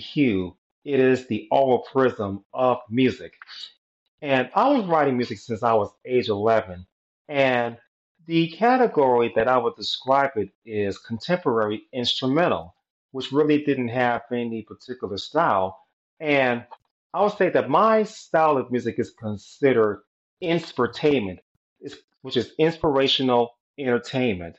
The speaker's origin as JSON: {"language": "English", "town": "Chicago", "region": "Illinois", "country": "United States", "tie": "born or raised there", "said": "I was born in Chicago, Illinois"}